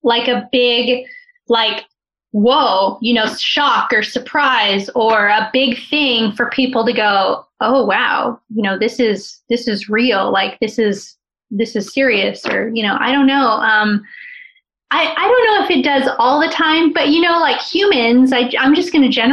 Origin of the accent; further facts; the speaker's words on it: California, United States; we're from California